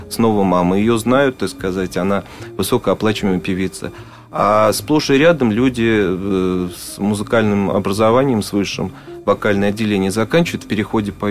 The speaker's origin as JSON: {"language": "Russian", "region": "Moscow", "country": "Russia", "tie": "born there", "said": "Вот я родился в Москве. Но мне кажется, вот э, москвичей сейчас уже так мало остается э, коренных"}